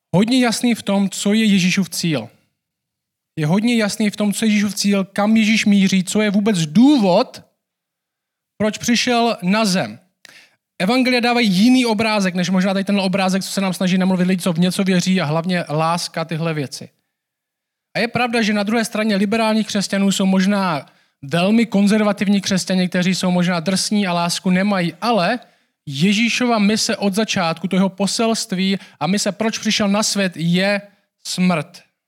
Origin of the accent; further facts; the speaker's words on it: Czechia; my jako Češi